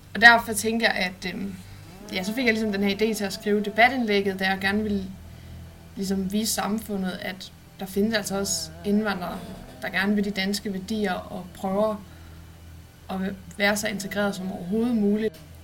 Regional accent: Odense, Southern Denmark, Denmark; moved away as an adult; Oprindeligt kommer jeg fra Odense, hvor jeg gik på Tornbjerg Gymnasium

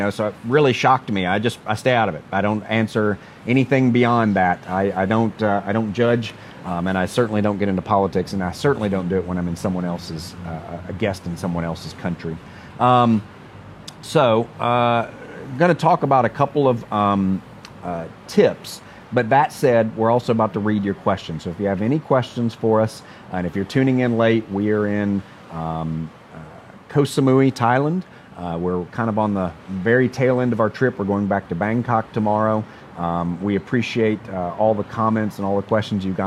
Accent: United States; being American

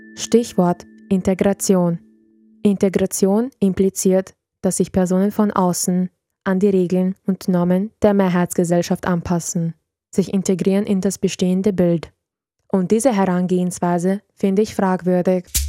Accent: Vienna, Austria; also born or lived in Serbia; Kindergarten, Volksschule und Gymnasium. Wir beide haben unseren gesamten Bildungsweg in Österreich durchlaufen.

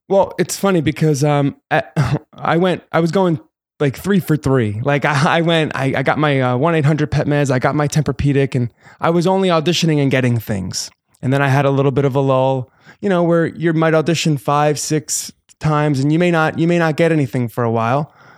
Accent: New Jersey, United States; moved away as an adult; also born or lived in New York City; now in Los Angeles, United States; I am from Jersey

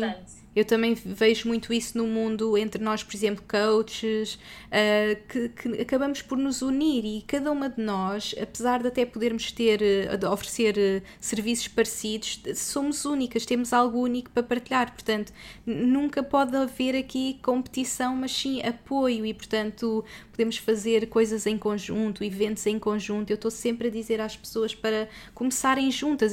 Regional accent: Portugal; moved away; Somos portuguesas pelo mundo

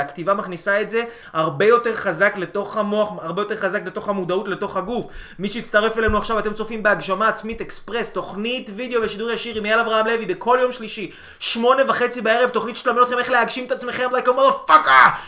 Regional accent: Israel

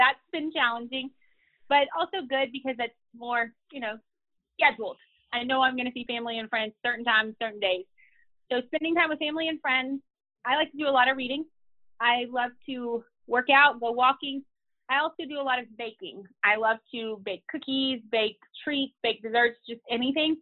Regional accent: Louisiana, United States; moved away as an adult; also born or lived in Chicago, Illinois; now in Lubbock, United States; I am originally from Louisiana

